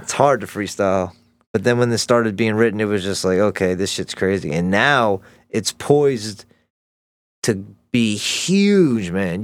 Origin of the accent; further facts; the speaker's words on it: Elkridge, Maryland, United States; I grew up right outside of Baltimore, like, um, in a small town, Elk Ridge, Maryland.